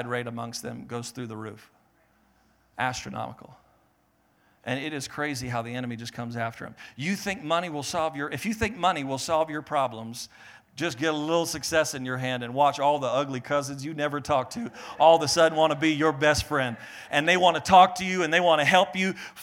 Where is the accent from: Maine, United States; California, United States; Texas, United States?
Maine, United States; I was born in Maine. We're from the East Coast